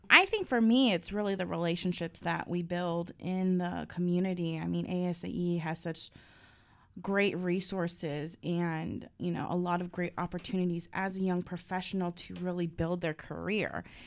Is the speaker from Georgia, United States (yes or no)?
no; San Diego, California, United States; now in Washington, D.C., United States; I'm originally from San Diego.